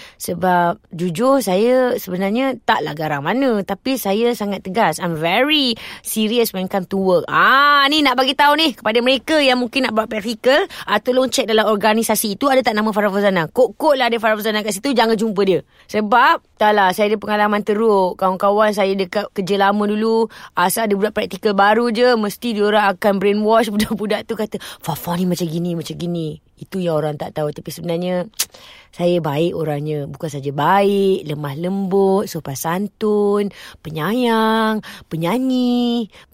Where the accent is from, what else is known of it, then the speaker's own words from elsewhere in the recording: Petaling Jaya, Selangor, Malaysia; also born or lived in Shah Alam; saya lahir di Selangor uh, Petaling Jaya di Hospital Asunta kemudian membesar di Petaling Jaya juga